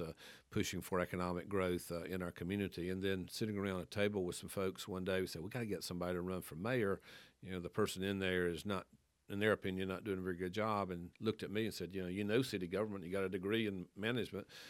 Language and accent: English; Wilkes County, North Carolina, United States; moved away as an adult; also born or lived in Athens, Georgia; now in Winston-Salem, United States; I'm from Wilkes County. Grew up on a dead end dirt road out there